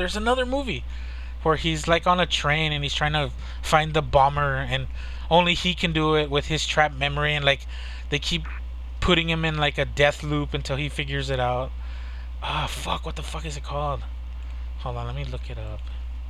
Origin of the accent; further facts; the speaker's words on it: United States; as an American